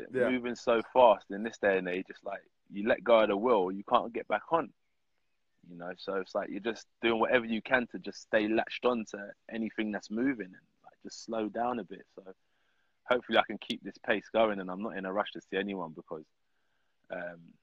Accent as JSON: {"language": "English", "country": "United Kingdom", "said": "as a British heavyweight fighter"}